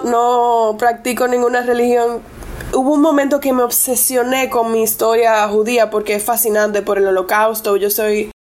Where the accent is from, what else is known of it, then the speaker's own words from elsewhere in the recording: Costámbar, Puerto Plata, Dominican Republic; first language English; Spanish is a second language; yo me crié en Costámbara, en Puerto Plata